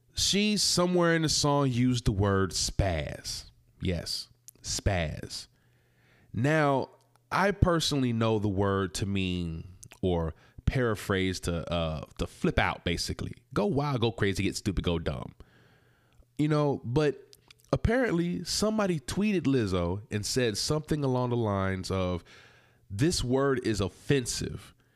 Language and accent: English; South Carolina, United States; I was from South Carolina. I was raised in a Christian home.